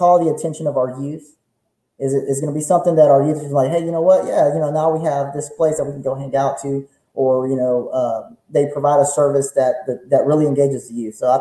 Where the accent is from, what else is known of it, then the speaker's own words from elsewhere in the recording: Beaumont, Texas, United States; I was raised in Old Town